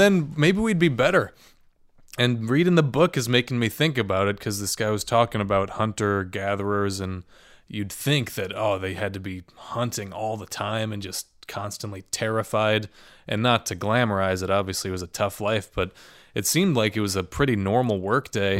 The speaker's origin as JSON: {"language": "English", "region": "Midwest", "country": "United States", "lives_now": "Chicago, United States", "said": "as a Midwesterner."}